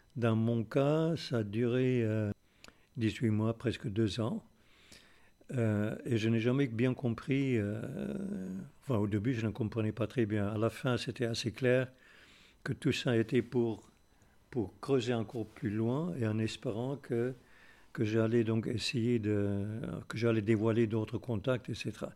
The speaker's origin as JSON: {"language": "French", "country": "South Africa", "moved": "as an adult", "said": "J'ai quitté l'Afrique du Sud euh, à peine 20 ans"}